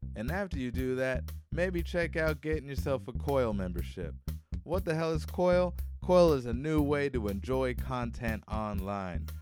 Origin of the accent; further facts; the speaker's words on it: Hawaii, United States; moved away; growing up in Hawaii